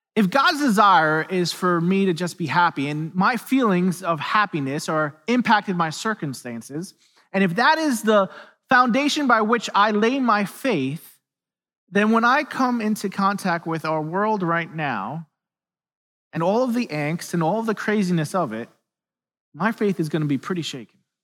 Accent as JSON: {"language": "English", "town": "New York City", "region": "New York", "country": "United States", "tie": "born or raised there", "moved": "yes", "said": "I'm from New York City originally"}